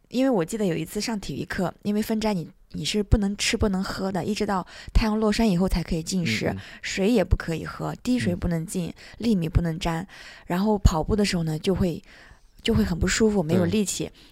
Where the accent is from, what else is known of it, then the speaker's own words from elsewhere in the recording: Turpan, Xinjiang, China; 对我是从小出生在那里，然后嗯生在那里，长在那里，三十多年。